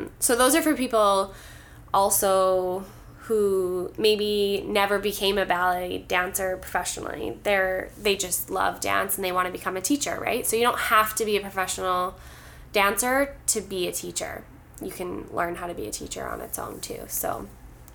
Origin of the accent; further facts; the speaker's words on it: Ontario, Canada; moved away; I'm not from here originally. I'm from Ontario